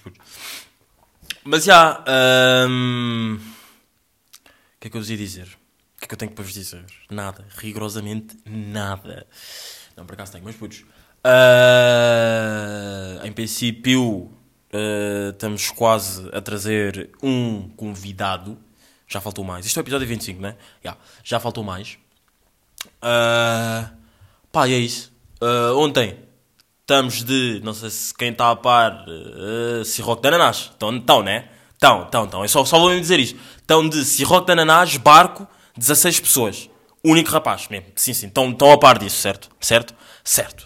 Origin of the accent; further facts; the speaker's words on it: Angola; meio que está no meu sangue, meio que sou angolano